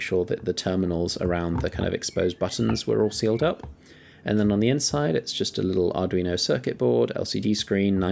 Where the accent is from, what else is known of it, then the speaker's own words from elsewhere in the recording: Kenya; I grew up in Kenya